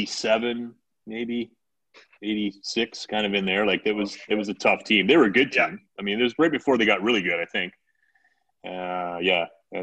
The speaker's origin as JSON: {"language": "English", "town": "Blenheim", "region": "Ontario", "country": "Canada", "said": "we're from Blenheim."}